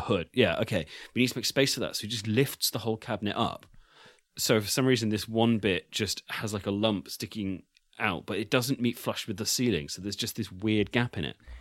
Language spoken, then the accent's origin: English; United Kingdom; I'm British